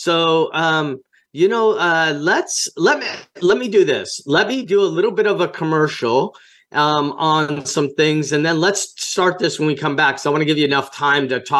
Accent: Las Vegas, Nevada, United States; I was born there also. And on my birth certificate, it says I was born in rural Las Vegas

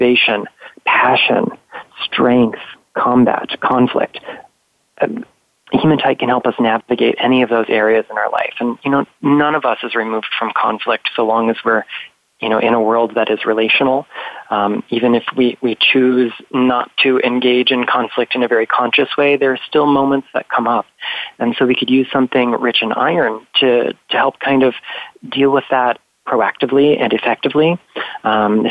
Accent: Florida, United States; here in Florida. My home state

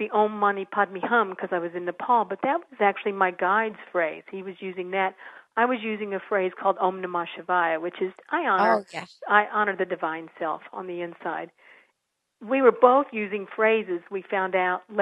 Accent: San Antonio, Texas, United States; I grew up in San Antonio

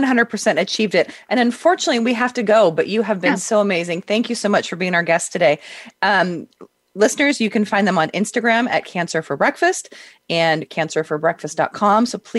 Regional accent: Simi Valley, California, United States; I grew up in Southern California

